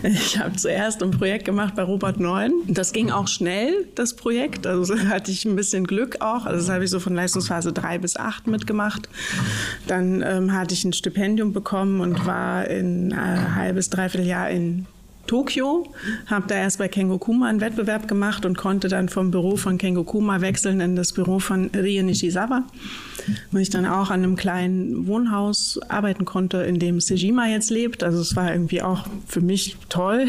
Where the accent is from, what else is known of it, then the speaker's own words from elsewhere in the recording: Mecklenburg-Vorpommern, Germany; now in Berlin, Germany; ich komme aus Mecklenburg